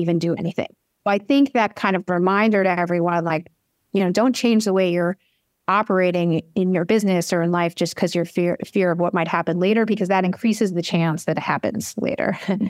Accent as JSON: {"language": "English", "region": "New York", "country": "United States", "said": "I'm a New Yorker"}